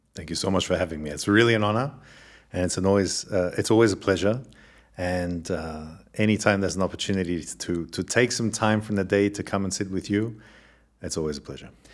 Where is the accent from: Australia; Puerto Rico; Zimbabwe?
Australia; accent: Australian; moved away; also born or lived in Germany; as you can tell from the accent, I'm originally Australian and um, born to two Eastern European parents. And I was actually born in Australia